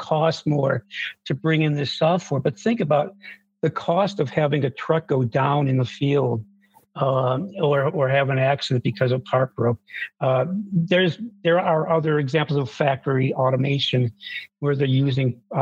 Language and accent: English; Buffalo, New York, United States; I grew up in Buffalo, New York, and it's known for snowstorms